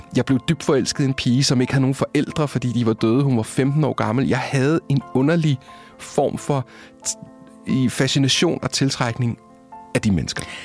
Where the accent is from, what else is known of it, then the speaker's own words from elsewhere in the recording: Copenhagen, Capital Region of Denmark, Denmark; jeg er fra Østerbro, Indre Østerbro. Øh, jeg har gået på Ingrid Jespersens privatskole.